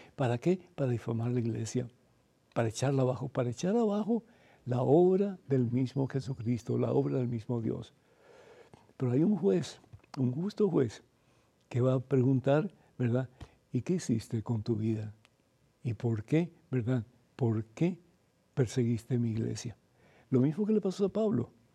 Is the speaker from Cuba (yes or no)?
yes; Cuba; moved away; somos cubanos y venimos sin un centavo